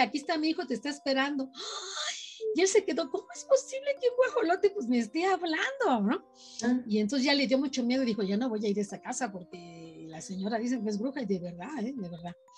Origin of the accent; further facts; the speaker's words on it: Tula de Allende, Hidalgo, Mexico; la ciudad donde yo, donde yo viví, donde yo nací